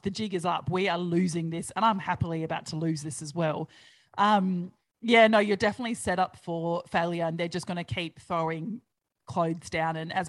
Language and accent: English; Australia; I grew up on Big Brother like the rest of Australia did.